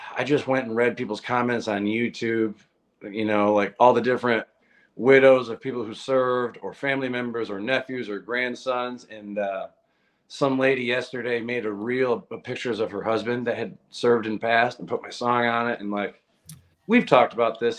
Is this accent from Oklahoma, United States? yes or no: no; Massachusetts, United States; moved away as an adult; also born or lived in Nashville; I'm originally from Massachusetts. In the beginning of my career, I would drive down from Massachusetts to Nashville